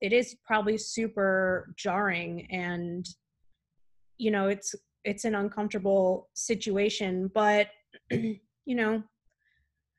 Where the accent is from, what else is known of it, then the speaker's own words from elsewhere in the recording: South Florida, United States; moved away; also born or lived in Playa del Carmen, Mexico; I'm from South Florida, and I kind of grew up hanging out in Miami Beach